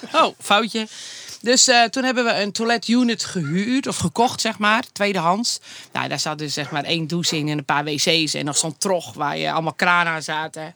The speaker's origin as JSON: {"language": "Dutch", "town": "Anna Paulowna", "region": "North Holland", "country": "Netherlands", "tie": "born or raised there", "said": "zijn we begonnen in Annapolona, waar ik geboren ben"}